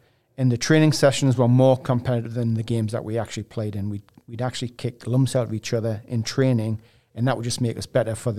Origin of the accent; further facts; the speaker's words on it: England, United Kingdom; I watched him as a kid growing up in England.